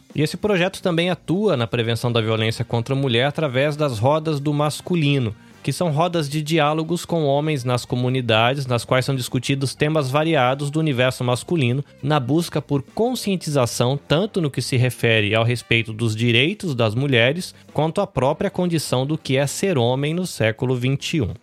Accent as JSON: {"language": "Portuguese", "country": "Brazil", "also_born_or_lived": "Northeast Brazil / São Paulo", "moved": "yes", "lives_now": "Japan", "said": "a gente, olhando como brasileiro"}